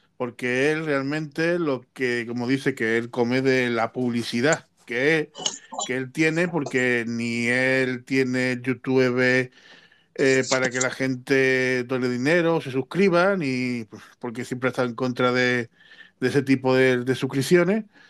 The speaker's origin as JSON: {"language": "Spanish", "town": "Cártama", "region": "Andalusia", "country": "Spain", "said": "en mi pueblo, en Cártama"}